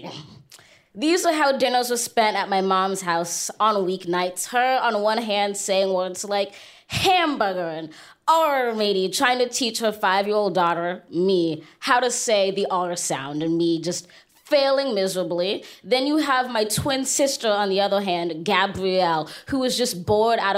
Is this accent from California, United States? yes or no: yes; Los Angeles, California, United States; Los Angeles.